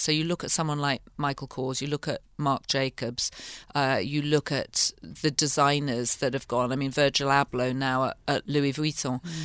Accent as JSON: {"language": "English", "region": "the north of England", "country": "United Kingdom", "tie": "born or raised there", "also_born_or_lived": "London", "moved": "as an adult", "said": "I grew up in the north of England"}